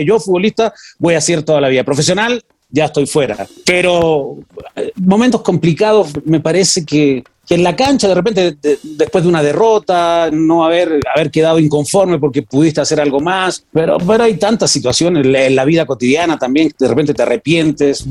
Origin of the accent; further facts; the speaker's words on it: Chile; Vengo de Chile